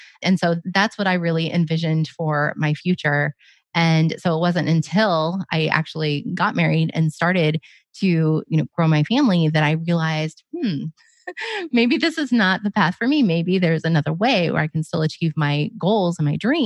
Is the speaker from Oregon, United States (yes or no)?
yes; Oregon, United States; I grew up in Oregon